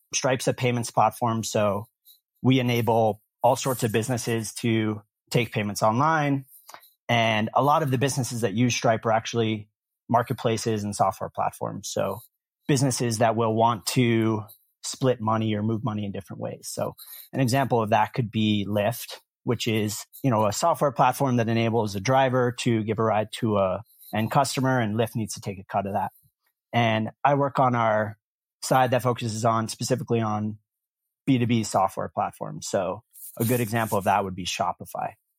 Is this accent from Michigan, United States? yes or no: no; Concord, Massachusetts, United States; born or raised there; moved away as an adult; also born or lived in Cape Cod / Tel Aviv, Israel / Vermont; now in San Francisco, United States